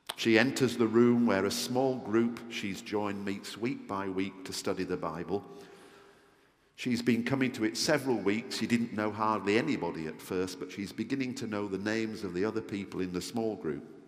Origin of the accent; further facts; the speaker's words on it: Yorkshire and the Humber, United Kingdom; I'm a Yorkshireman